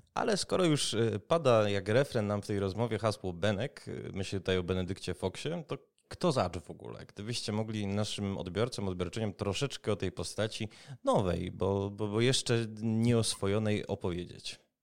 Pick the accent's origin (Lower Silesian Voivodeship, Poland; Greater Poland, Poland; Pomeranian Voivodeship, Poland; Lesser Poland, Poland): Lesser Poland, Poland; Kraków; jako rodowity Krakus